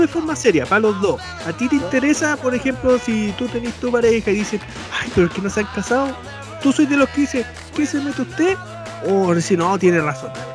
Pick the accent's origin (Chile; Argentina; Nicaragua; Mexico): Chile; aquí nos jactamos, no, nosotros somos los jaguares de América